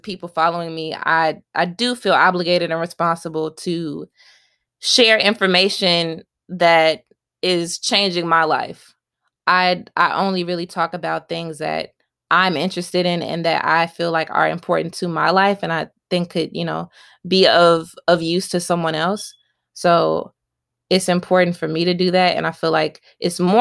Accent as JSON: {"language": "English", "country": "United States", "said": "being an American"}